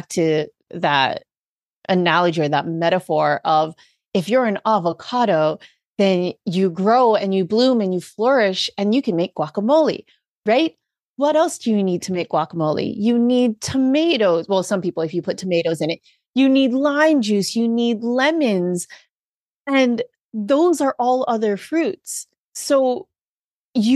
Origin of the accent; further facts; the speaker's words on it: Hawaii, United States; being born and raised in Hawaii